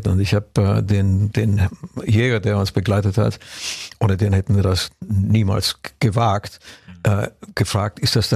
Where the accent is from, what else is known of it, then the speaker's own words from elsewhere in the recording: Transylvania, Romania; German is a second language; wir haben jetzt auch in da, der wo ich herkomme, aus welche. Transsilvanien. Da sind welche.